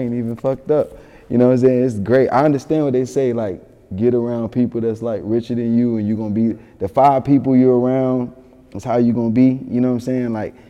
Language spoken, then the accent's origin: English; Yonkers, New York, United States; born there; People don't know I was born in Yonkers. I'm really, really tied to Yonkers.